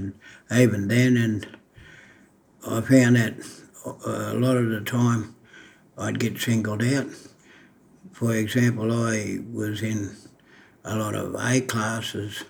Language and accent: English; Bourke, New South Wales, Australia; now in Dubbo, Australia; I actually spent my formative years in Bourke in far western New South Wales